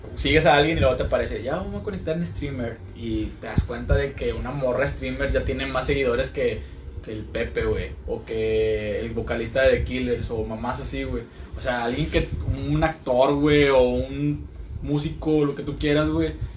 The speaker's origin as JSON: {"language": "Spanish", "country": "Mexico", "said": "somos los mexicanos"}